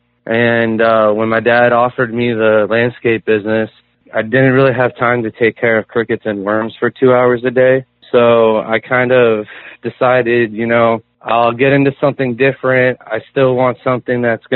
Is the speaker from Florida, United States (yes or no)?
yes; Florida, United States; also born or lived in Hawaii; Well, I was born in Hawaii, but I moved to Florida when I was 3. So basically my whole life I've been in the swamps and rivers and ocean of Florida